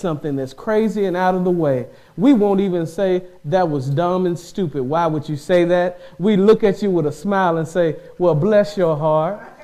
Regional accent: the South, United States; I'm from the South

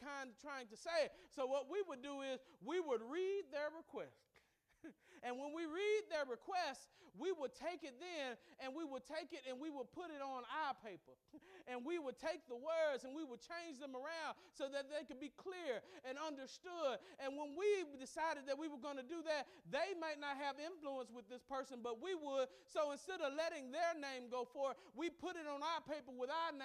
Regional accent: Mississippi, United States; I grew up in Mississippi, which was a hotbed of segregation

